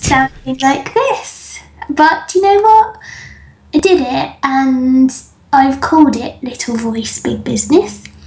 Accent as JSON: {"language": "English", "region": "England", "country": "United Kingdom", "tie": "born or raised there", "said": "I grew up in England"}